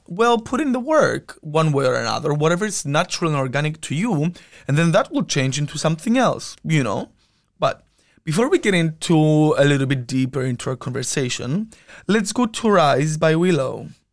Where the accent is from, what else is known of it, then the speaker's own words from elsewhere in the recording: Cyprus; moved away as an adult; now in Amsterdam, Netherlands; I was born and raised in Cyprus